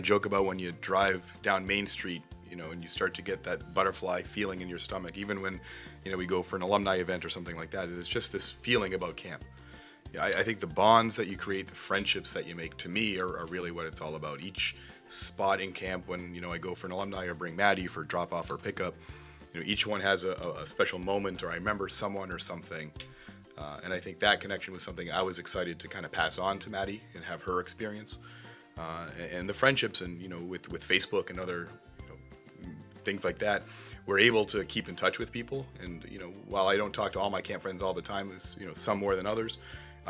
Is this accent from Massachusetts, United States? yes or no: yes; Marblehead, Massachusetts, United States; I grew up in Marblehead